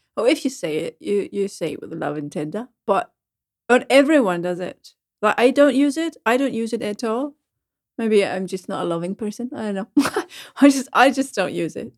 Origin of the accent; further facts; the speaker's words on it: Schleswig-Holstein, Germany; English is a second language; moved away; When I come back to Schleswig-Holstein after a long time, and I'm on the train between Hamburg and, uh, my hometown, and I hear the slang